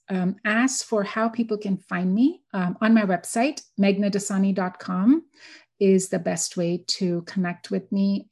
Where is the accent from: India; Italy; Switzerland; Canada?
India; now in Houston, Texas, United States; so I grew up in India. I'm born and raised in India.